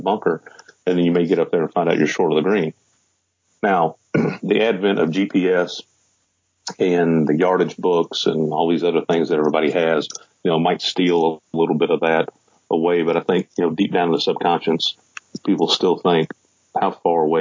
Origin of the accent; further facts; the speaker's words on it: Charlestown, Indiana, United States; also born or lived in Louisville, Kentucky; I was born in Louisville, Kentucky, mm-hmm. and I grew up just across the river in a little town called Charlestown